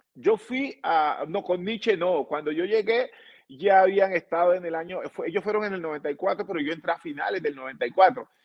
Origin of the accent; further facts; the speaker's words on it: Buenaventura, Valle del Cauca, Colombia; now in Cali, Colombia; yo eh, soy colombiano, eh, nací en Buenaventura, que es el Pacífico de, nuestro país. Eh, vivo en Cali hace muchos años